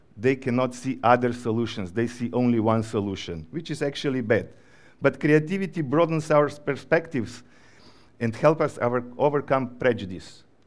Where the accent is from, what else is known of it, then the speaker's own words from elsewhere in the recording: Slovenia; also born or lived in Ukraine; now in Georgia; I come from Slovenia, but before the war, I was living in Ukraine